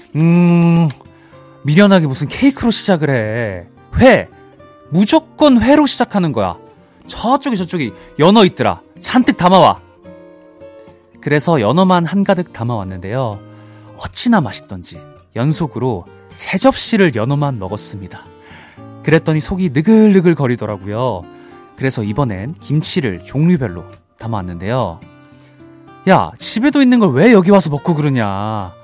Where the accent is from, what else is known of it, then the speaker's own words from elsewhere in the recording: Busan, South Korea; 저도 이제 부산 출신이라서